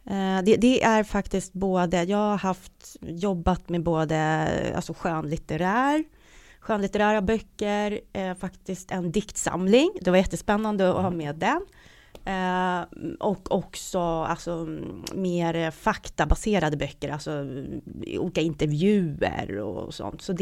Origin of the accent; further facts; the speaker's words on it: Stockholm, Stockholm County, Sweden; Ja, det var, det var i Stockholm på Söder. Mm. Uh, och uh, ja, så jag är en sån här söderböna. Uh, och jag bor, jag bor på Söder nu också.